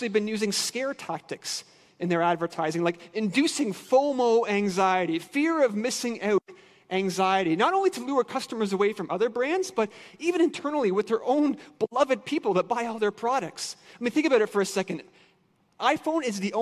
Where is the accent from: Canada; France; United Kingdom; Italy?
Canada; Ontario; moved away as an adult; now in Michigan, United States; I'm Canadian